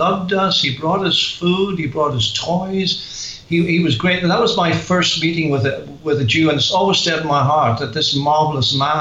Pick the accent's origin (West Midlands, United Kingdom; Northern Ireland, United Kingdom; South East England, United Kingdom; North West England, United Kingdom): Northern Ireland, United Kingdom; Belfast; accent: Northern Irish; moved away as an adult; now in England; I am from Belfast and very familiar with the Belfast Christian Circle